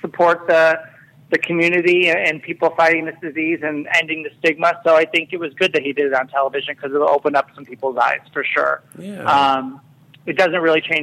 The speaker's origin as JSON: {"language": "English", "town": "Chicago", "region": "Illinois", "country": "United States", "said": "I'm from Chicago"}